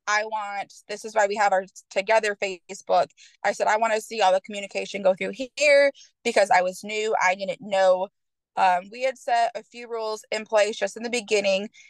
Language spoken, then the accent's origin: English; Michigan, United States; moved away as an adult; now in Knoxville, United States; originally, I'm from Michigan. Um, I moved down to Tennessee. I now live in Knoxville